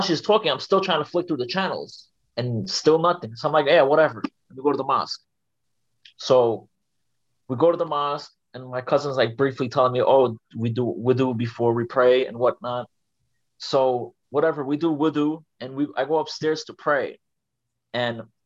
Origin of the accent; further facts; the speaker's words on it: New York City, New York, United States; also born or lived in Turkey; I'm from Brooklyn, New York. I came here when I was 3 years old from Turkey, and I pretty much got raised here